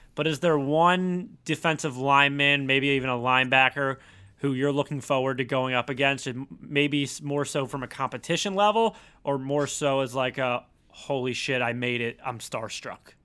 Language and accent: English; Philadelphia, Pennsylvania, United States; I'm from Philly